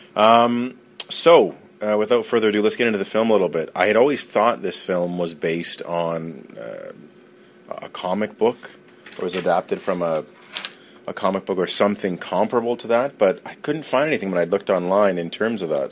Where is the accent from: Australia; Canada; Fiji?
Canada; I'm Canadian